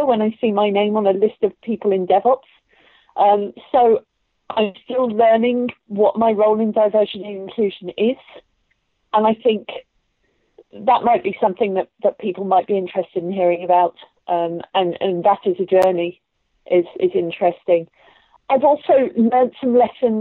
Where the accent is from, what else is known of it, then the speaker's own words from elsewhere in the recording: Luton, East of England, United Kingdom; I grew up in Luton